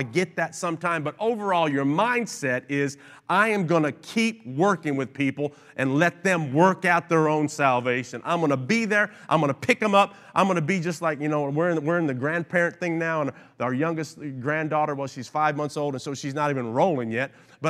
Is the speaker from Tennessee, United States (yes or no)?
yes; Kingsport, Tennessee, United States; also born or lived in Long Island / Cleveland / New Jersey; I was born in Long Island, New York, and then we moved to Cleveland, Ohio, and then back to upstate New Jersey while he worked in the city, and then down to Kingsport, Tennessee, where I spent most of my life growing up.